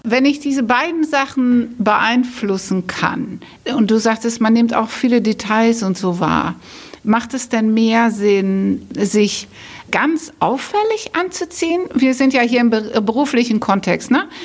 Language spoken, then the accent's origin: German; Netherlands; moved away; ich bin Holländerin